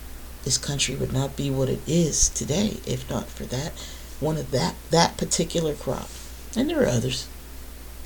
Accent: the North, United States; I'm not from the South, I'm from the North, right? I'm from the North

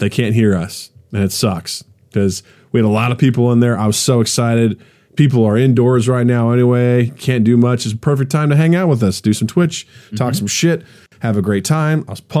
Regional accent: Kirksville, Missouri, United States; moved away; my hometown in Kirksville

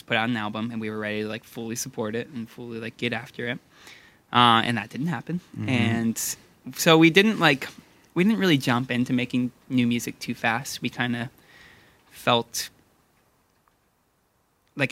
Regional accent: Hood River, Oregon, United States; growing up in Hood River

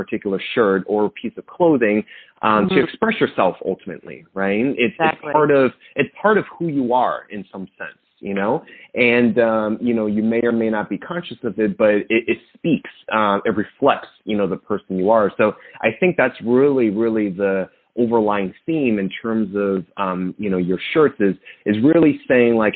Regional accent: Monmouth County, New Jersey, United States; I'm also from the Jersey Shore. I actually grew up in Monmouth County.

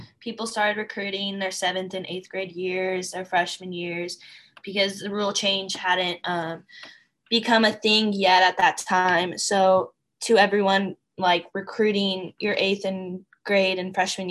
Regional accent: Sacramento, California, United States; I'm from Sacramento, California.

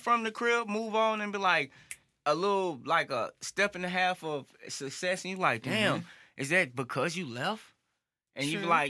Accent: St. Louis, Missouri, United States; back to us being from St. Louis

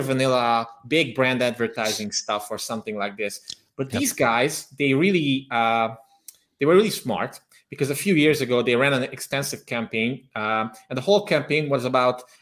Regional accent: Transylvania, Romania; now in Budapest, Hungary; I'm originally from Transylvania, the Transylvania region of Romania, but I am ethnically Hungarian, and today I live in Budapest, Hungary

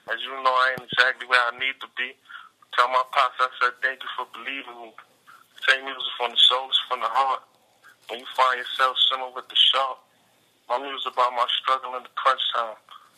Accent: Brooklyn, New York, United States; I'm from Brooklyn, you feel me?

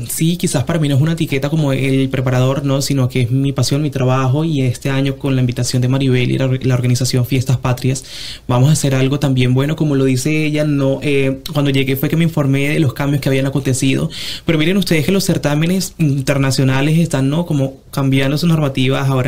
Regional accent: Venezuela; moved away; Vengo de Venezuela, un país en donde para nosotros es una, cultura de mucho, de, sí, de mucha belleza, de mucho de, de muchos certámenes, de muchas cosas.

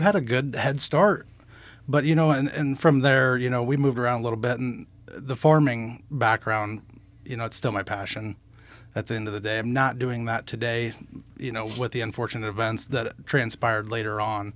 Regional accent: Nehawka, Nebraska, United States; we actually grew up outside of Nahaka

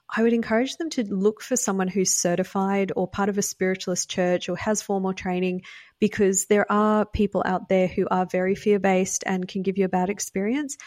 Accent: Australia; now in United States; I grew up in Australia, which is why I have an accent. I live in the US now.

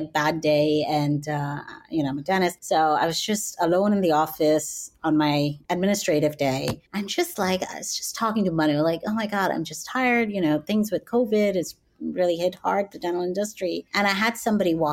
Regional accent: Calgary, Alberta, Canada; also born or lived in Oklahoma; now in New York, United States; here I was in my hometown of Calgary

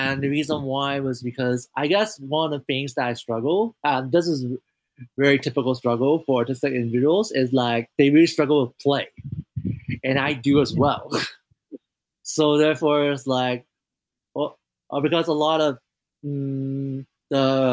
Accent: Hong Kong; now in United States; I grew up in Hong Kong

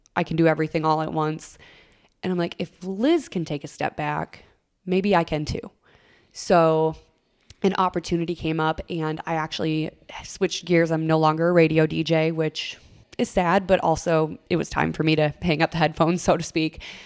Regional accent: Minnesota, United States; I would spend all summer mowing lawns all across my hometown and then also babysitting on the side until I could legally get a real deal, state of Minnesota taxes

